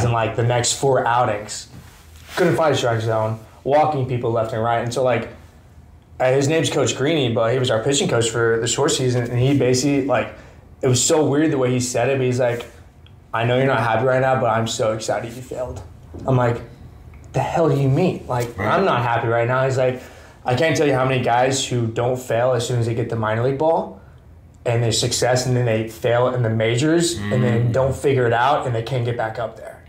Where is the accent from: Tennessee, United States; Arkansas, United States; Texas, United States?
Arkansas, United States; Bentonville; Bentonville, Arkansas.